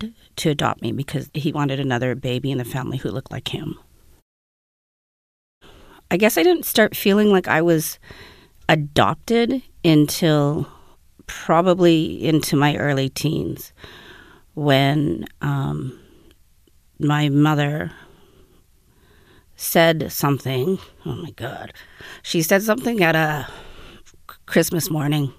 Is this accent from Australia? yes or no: no; Winnipeg, Manitoba, Canada; I'm from Winnipeg